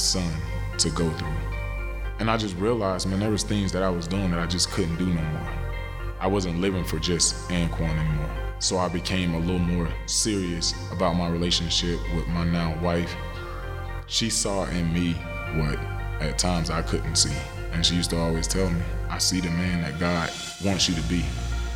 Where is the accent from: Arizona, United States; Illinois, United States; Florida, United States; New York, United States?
Florida, United States; Pahokee; my hometown, Pahokee, Florida